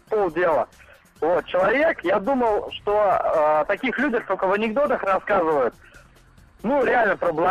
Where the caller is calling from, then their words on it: Moscow, Russia; Из Москвы.